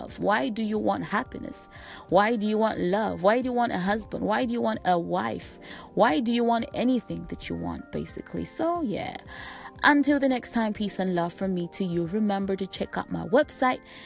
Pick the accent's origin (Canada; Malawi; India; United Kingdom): Malawi; I come from Malawi